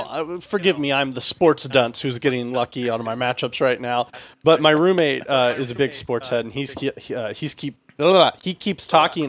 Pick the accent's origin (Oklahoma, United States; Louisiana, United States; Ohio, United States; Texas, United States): Texas, United States; I'm from Texas.